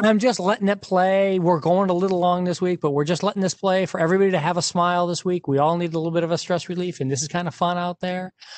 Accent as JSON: {"language": "English", "town": "Detroit", "region": "Michigan", "country": "United States", "tie": "born or raised there", "said": "I grew up in Detroit in the auto and you know family in the auto industry"}